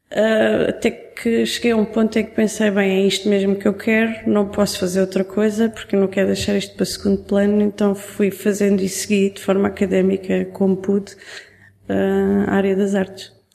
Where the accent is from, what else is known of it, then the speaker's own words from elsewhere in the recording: Algarve, Portugal; eu cresci no Algarve